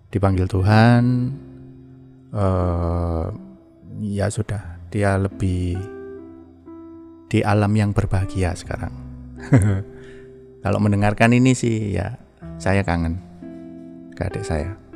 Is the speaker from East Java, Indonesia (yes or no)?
yes; Kepanjen, East Java, Indonesia; now in Bali, Indonesia; saya itu sebetulnya lahir di Jawa, besar di Jawa, tepatnya di Malang, Jawa Timur di Kepanjen istilahnya itu Malang itu ya bukan kota Malang sih Kepanjen itu masih ke Malang ke selatan gitu di desanya sih